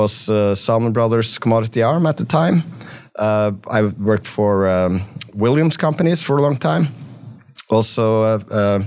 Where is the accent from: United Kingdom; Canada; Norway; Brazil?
Norway; accent: West Texas; moved away as an adult; also born or lived in Texas; now in United States; I'm originally from Norway. So I grew up in Norway and, did my military service there. And then I came over here to go to college, and I went to University of Texas and, became a Texan.